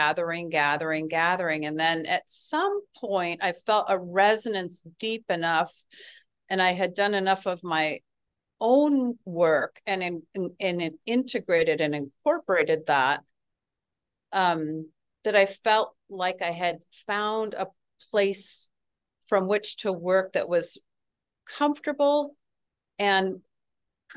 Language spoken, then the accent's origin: English; West Coast, near Seattle, Washington, United States; moved away as an adult; also born or lived in Baltimore area; I grew up in Mexico on the West Coast